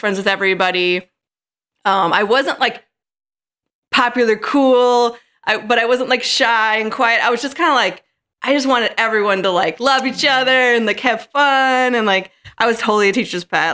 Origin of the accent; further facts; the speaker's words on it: St. Charles, Illinois, United States; also born or lived in Chicago; my Chicago stint for ten years, but now, um, I'm back in Saint Charles